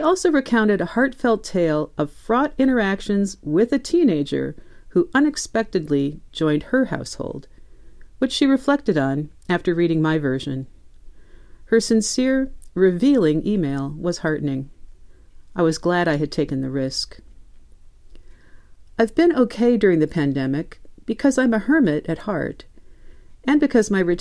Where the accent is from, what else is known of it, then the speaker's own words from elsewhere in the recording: Midwest, United States; moved away; I'm originally a Midwesterner